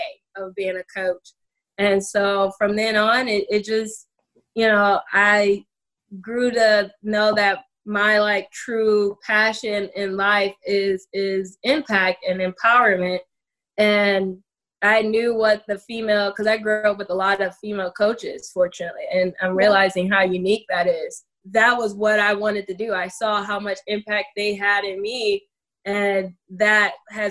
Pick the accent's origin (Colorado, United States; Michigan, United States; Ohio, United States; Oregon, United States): Ohio, United States; Toledo; I'm from Toledo, Ohio